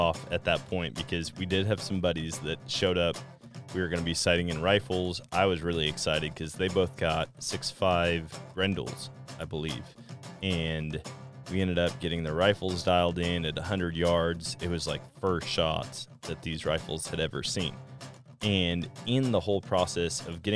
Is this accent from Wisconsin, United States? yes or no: yes; Wisconsin, United States; moved away; Wisconsin. That's like my home state